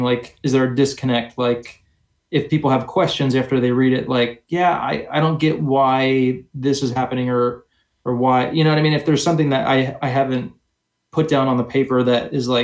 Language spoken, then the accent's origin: English; New Jersey, United States; I grew up in New Jersey.